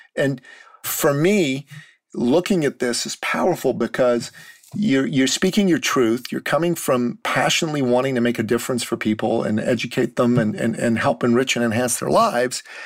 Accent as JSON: {"language": "English", "country": "Iran", "moved": "yes", "said": "I'm a Christian from the Middle East. I'm from Iran. After the mm. Islamic Revolution, my family decided it would be better for us to live in the West"}